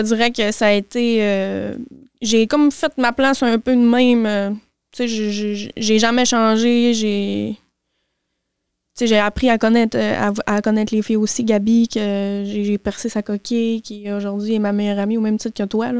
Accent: Saint-Fé, Quebec, Canada; J'ai grandi tout mon secondaire, mon primaire à Saint-Fé

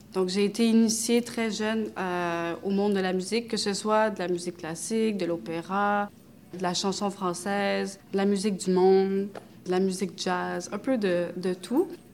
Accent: Quebec, Canada; also born or lived in Romania; Je suis née en Roumanie. Je suis roumaine d'origine turque, adoptée par euh, des parents québécois

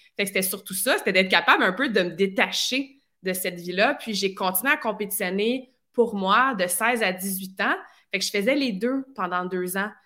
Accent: near Vaudreuil, Quebec, Canada; also born or lived in Sherbrooke / Australia; je viens de la région de Lissède, qui est un petit, un petit village proche de Vaudreuil, dans ce coin-là.

